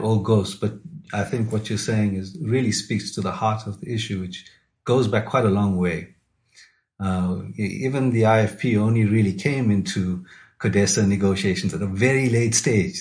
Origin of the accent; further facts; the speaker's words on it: KwaZulu-Natal, South Africa; I grew up in KwaZulu Natal in the 80s, so I lived through the two states of emergency